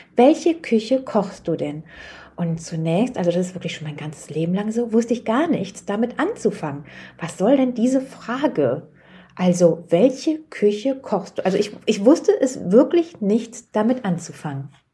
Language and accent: German; Germany; für uns als Deutsche